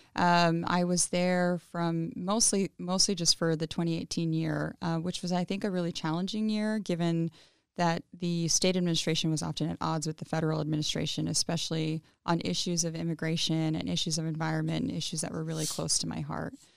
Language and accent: English; Pasco, Washington, United States; English is a second language; I grew up in Pasco, Washington